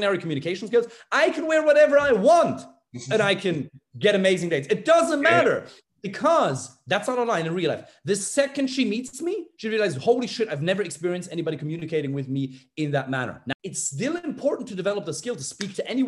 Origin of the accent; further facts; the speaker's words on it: Germany; moved away; I'm from Germany.